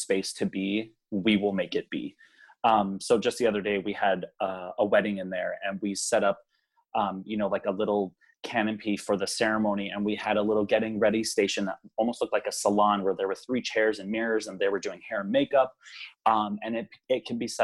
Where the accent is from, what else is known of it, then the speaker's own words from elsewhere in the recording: Hawaii, United States; moved away as an adult; now in Minnesota, United States; I was pretty much born and raised there and moved back to the mainland when I was 21